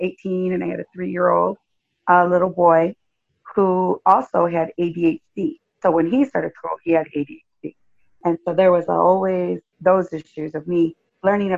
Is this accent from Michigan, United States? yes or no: yes; Jackson, Michigan, United States; now in Los Angeles, United States; I was born in Michigan, Jackson, Michigan